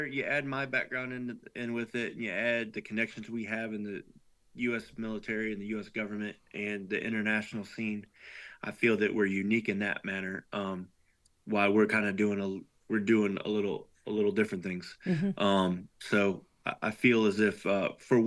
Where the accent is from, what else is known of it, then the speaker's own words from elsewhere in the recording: Tennessee, United States; here in my hometown community in Tennessee